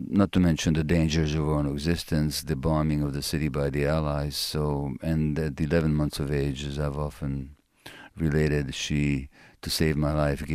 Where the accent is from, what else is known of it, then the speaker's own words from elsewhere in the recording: Budapest, Hungary; it's my birth city, Budapest. And I was born there in January 1944 to Jewish parents.